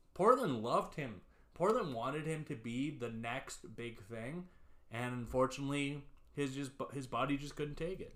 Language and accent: English; Canada; We're from Canada here